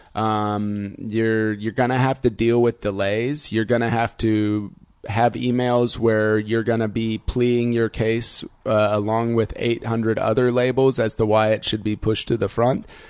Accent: Indiana, United States; now in Berlin, Germany; I grew up in Indiana

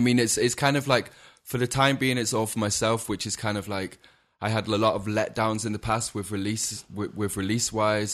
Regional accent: Macclesfield, North West England, United Kingdom; SK11 is like the postcode from my hometown

